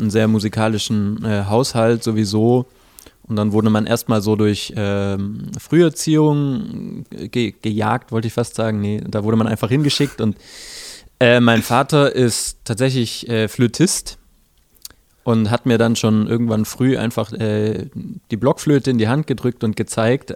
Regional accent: village near Böblingen, Baden-Württemberg, Germany; born or raised there; now in Stuttgart, Germany

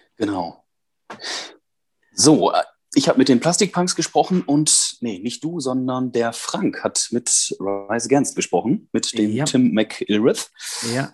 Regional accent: Münsterland, North Rhine-Westphalia, Germany; auf mein Münsterländer Blut

